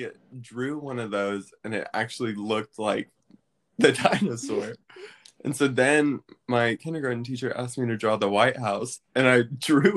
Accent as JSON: {"language": "English", "town": "Maryville", "region": "Tennessee", "country": "United States", "said": "I'm from Maryville, Tennessee, which is right near Knoxville"}